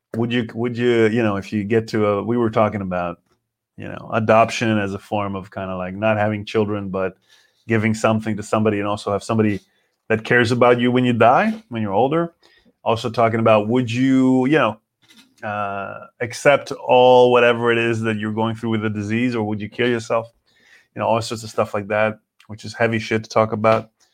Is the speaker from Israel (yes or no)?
yes; Israel; English is a second language; now in Berlin, Germany; I know Hebrew pretty good. I know English, as you know. It's not my native language